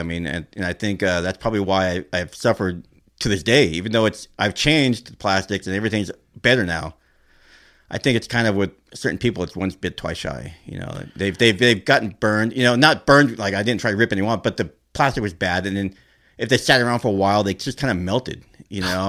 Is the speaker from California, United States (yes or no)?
yes; Norwalk, California, United States; I grew up in Norwalk